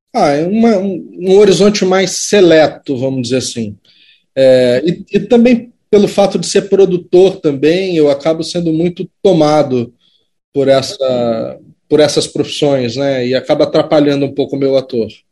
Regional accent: Brazil; enquanto cidadão, enquanto brasileiro

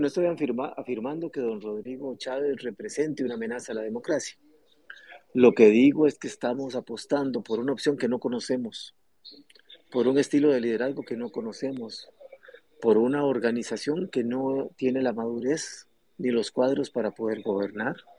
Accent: Costa Rica; como costarricenses

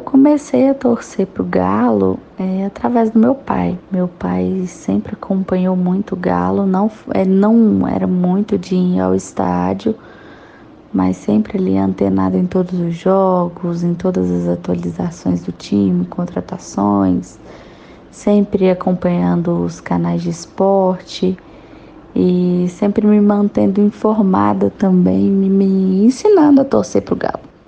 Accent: Betim, Minas Gerais, Brazil; sou de Betim, Minas Gerais

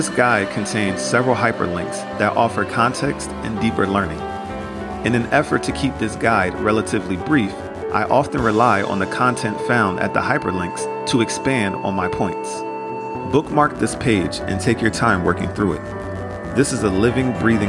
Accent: United States; I internalized growing up in America.

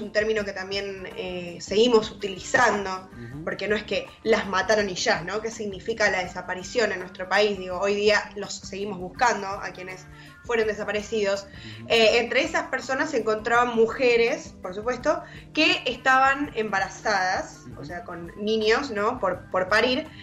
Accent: Argentina

